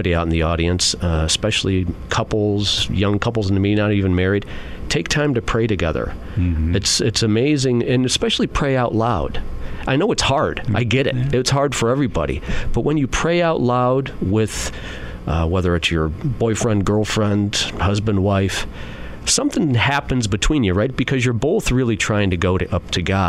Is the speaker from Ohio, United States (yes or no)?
yes; Mantua, Ohio, United States; also born or lived in Bedford, Ohio; there's not too many Byzantine parishes in Mantua, Ohio, which is where I'm from now